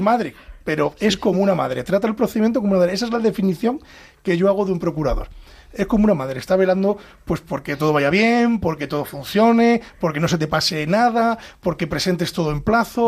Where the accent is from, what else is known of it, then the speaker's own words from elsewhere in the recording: Castile and León, Spain; moved away as an adult; now in Madrid, Spain; yo vengo de Ávila, de, provincias